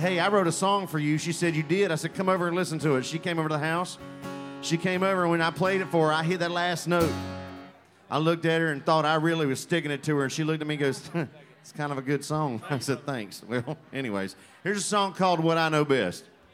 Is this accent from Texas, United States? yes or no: yes; Houston, Texas, United States; moved away; I'm from Houston originally